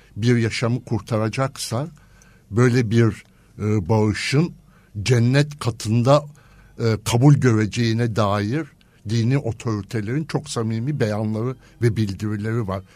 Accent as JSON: {"language": "Turkish", "region": "İzmir", "country": "Turkey", "tie": "born or raised there", "also_born_or_lived": "Istanbul", "moved": "as an adult", "said": "ben İzmir kökenliyim"}